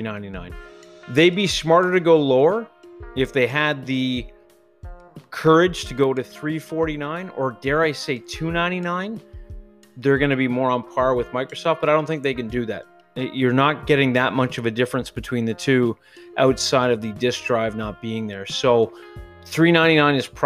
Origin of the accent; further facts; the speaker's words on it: Canada; because I'm Canadian